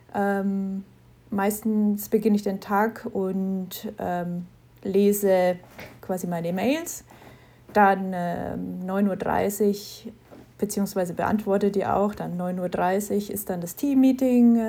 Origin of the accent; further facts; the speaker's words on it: Knetzgau, Bavaria, Germany; ich bin aus Knetzgau in Unterfranken